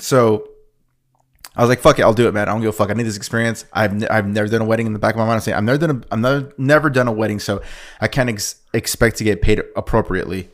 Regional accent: Oceanside, California, United States; we're two fuckers from Oceanside

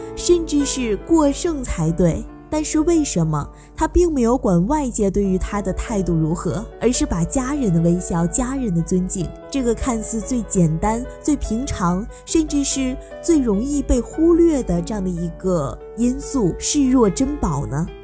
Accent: China; 我们中国人的骨子里就是含蓄的

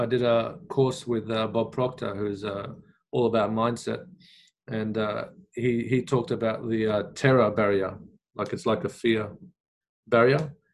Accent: Australia; also born or lived in Iraq; even as kids growing up in Australia, we'd watch the news.

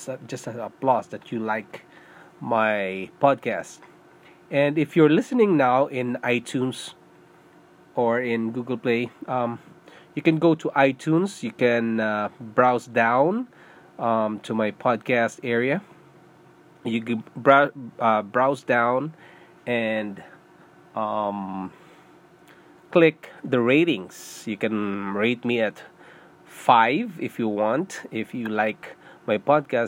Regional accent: Philippines; English is a second language; moved away as an adult; also born or lived in Singapore; now in Canada; I'm a Filipino. I was born in Philippines, and I went to Singapore to work

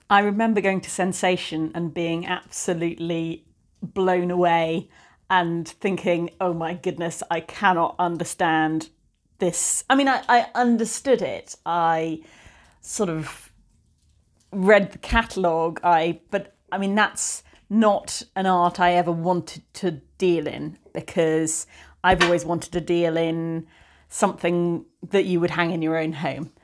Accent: the Cotswolds, South West England, United Kingdom; moved away as an adult; also born or lived in London / Bristol; now in Somerset, United Kingdom; I grew up in the Cotswolds

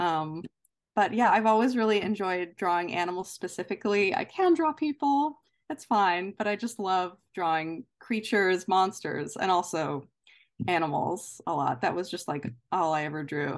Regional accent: near Baltimore, Maryland, United States; as a kid, I grew up kind of near Baltimore

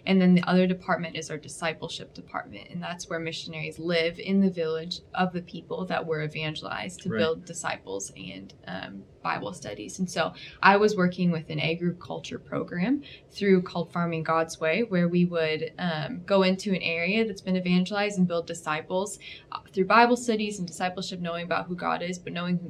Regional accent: United States; also born or lived in Zambia / Middle East; as an American, or even being in Zambia for a few years

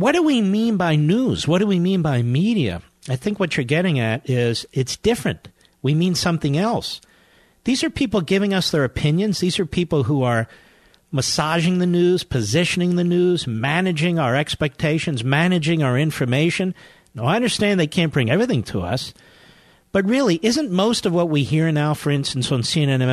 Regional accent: Philadelphia, Pennsylvania, United States; moved away; Philly, my hometown

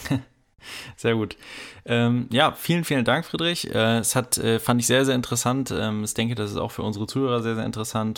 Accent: OWL, North Rhine-Westphalia, Germany; ich komme aus OWL ähm, und sitze auch gerade hier in OWL

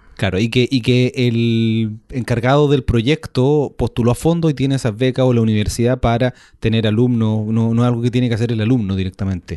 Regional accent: Chile; porque somos chilenos

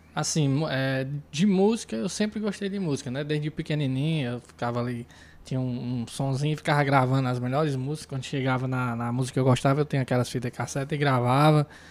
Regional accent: Iguatu, Ceará, Brazil; sou músico aqui de Iguatu

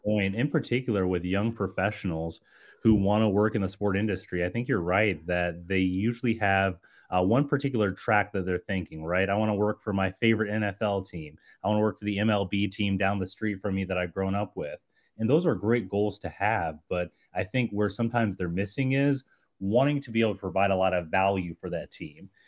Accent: Colorado Springs, Colorado, United States; I grew up in Colorado Springs

